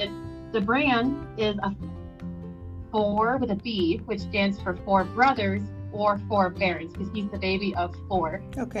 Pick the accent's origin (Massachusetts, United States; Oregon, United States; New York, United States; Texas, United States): Texas, United States; I am from Texas